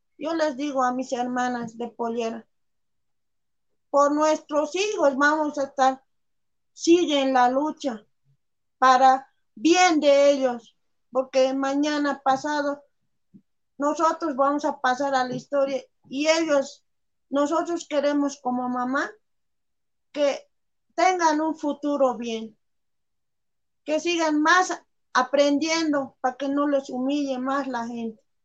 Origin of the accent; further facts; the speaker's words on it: Bolivia; esta es nuestra tierra